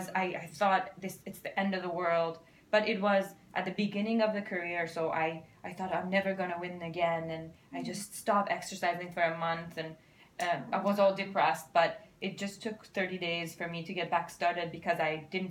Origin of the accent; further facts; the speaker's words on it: Iran; moved away; I'm from Iran